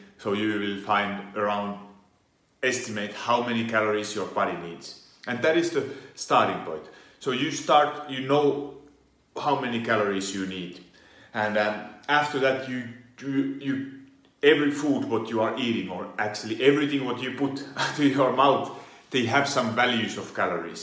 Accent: Finland; now in Italy; Originally I come from Finland. I do live in Italy

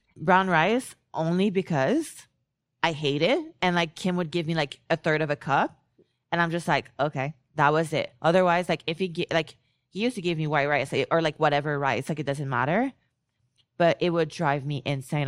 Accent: Canada; I'm Canadian

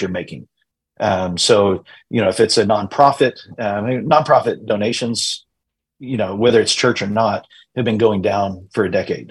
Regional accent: Eastern Plains, New Mexico, United States; I grew up in the Eastern Plains in New Mexico.

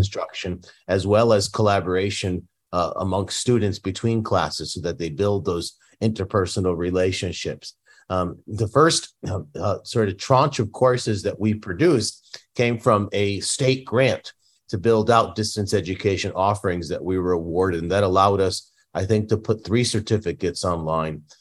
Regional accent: Northeast, United States; now in San Diego, United States; I come from the Northeast. uh, a town that was largely Catholic Italian. Um, and many of my neighbors, you know, produced homemade Italian food for me as a kid growing up.

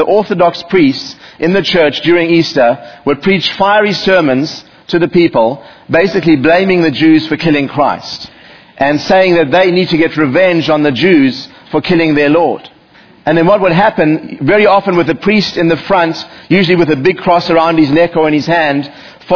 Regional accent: South Africa; moved away as an adult; now in United States; growing up in South Africa

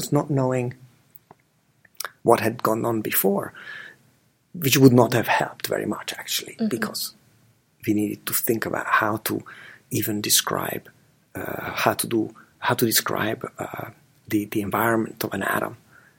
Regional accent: Budapest, Hungary; moved away; We grew up together in Budapest

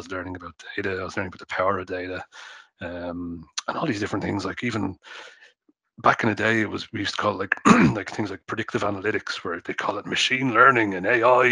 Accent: Dublin, Leinster, Ireland; I grew up in Dublin 9

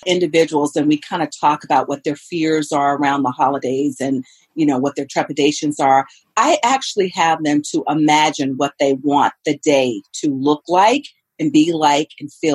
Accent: the South, United States; moved away; I am from the South, and we make something called cornbread dressing

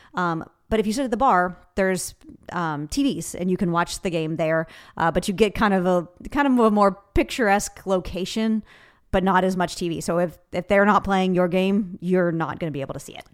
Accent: Kentucky, United States; I'm from Kentucky

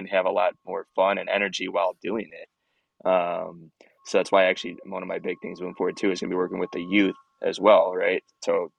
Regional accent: Michigan, United States; moved away as an adult; now in Fort Myers, United States; So I was from Michigan originally, moved down to Fort Myers about 2.5 years ago

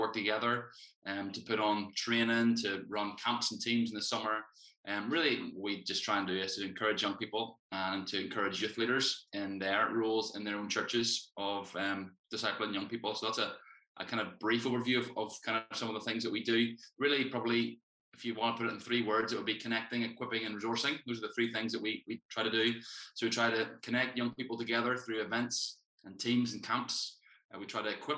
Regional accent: Ballymena, Northern Ireland, United Kingdom; moved away as an adult; now in Bangor, United Kingdom; I'm originally from Ballymena, but last year I got married and now I live in Bangor.

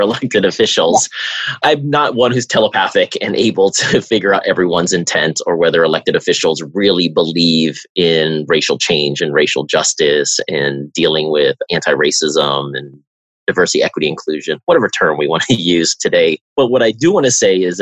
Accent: Bay Area, California, United States; I'm from the Bay Area

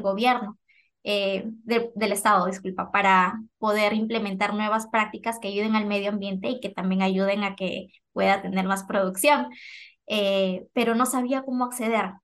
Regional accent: Lima, Peru; moved away as an adult; now in Bakersfield, United States; nacida, crecida en Perú, en Lima.

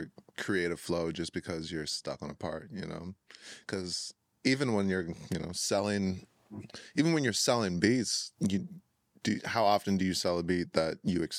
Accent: Chicago, Illinois, United States; now in Minnesota, United States; Yeah, I moved to Minnesota from Chicago.

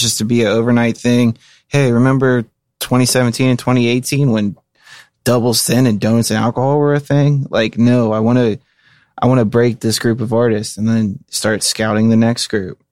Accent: Cincinnati, Ohio, United States; I take pride in my hometown where I'm from

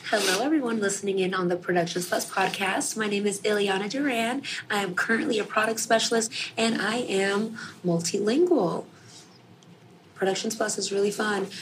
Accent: New York, United States; I'm born and raised in New York

